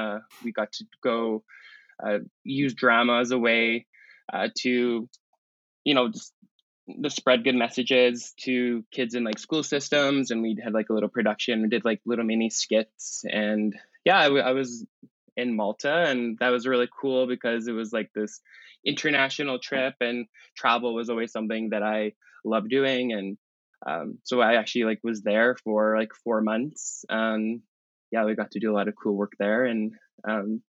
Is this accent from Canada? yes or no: yes; Calgary, Alberta, Canada; I'm from Calgary, born and raised